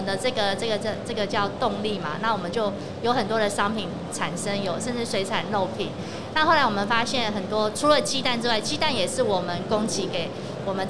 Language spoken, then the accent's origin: Chinese; Tainan, Taiwan; 是台南，对我们的故乡。